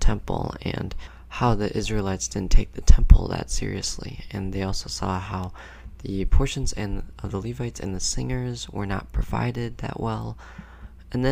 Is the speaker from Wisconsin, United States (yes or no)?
no; Minnesota, United States; I was born and raised in Minnesota